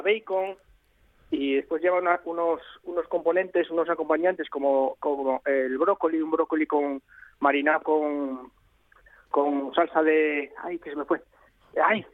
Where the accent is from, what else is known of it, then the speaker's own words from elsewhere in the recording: León, Castile and León, Spain; de mi tierra que es de, León